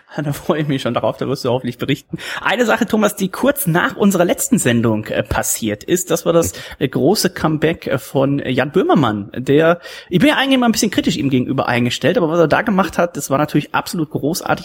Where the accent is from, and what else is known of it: Germany